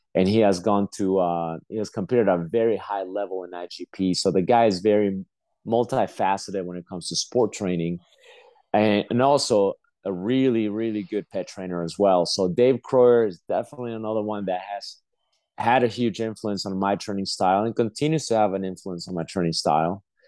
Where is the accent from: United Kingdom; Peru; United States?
Peru; moved away; I was born in Peru.